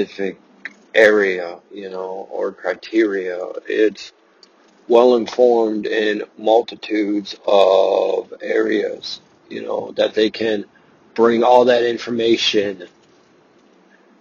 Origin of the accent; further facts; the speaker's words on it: Russia; I was born in Russia